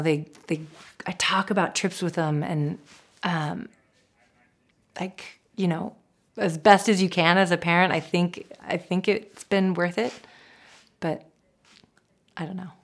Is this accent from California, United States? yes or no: no; Seattle, Washington, United States; I grew up in Seattle.